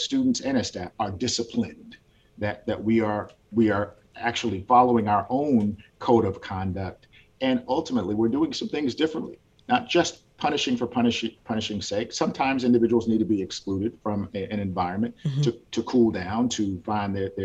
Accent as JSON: {"language": "English", "region": "Washington", "country": "United States", "tie": "born or raised there", "also_born_or_lived": "Gwinnett County, Georgia", "moved": "as an adult", "lives_now": "Georgia, United States", "said": "I grew up in Washington State"}